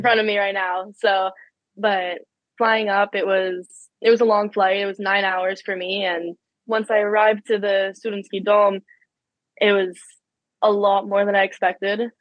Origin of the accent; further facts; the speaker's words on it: Ottawa, Ontario, Canada; I grew up in Ottawa. I've always lived in Ottawa.